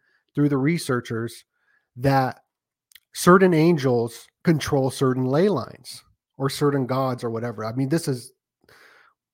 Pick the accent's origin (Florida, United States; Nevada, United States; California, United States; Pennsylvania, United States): Nevada, United States; Las Vegas; moved away; also born or lived in Sedona, Arizona; I grew up in Vegas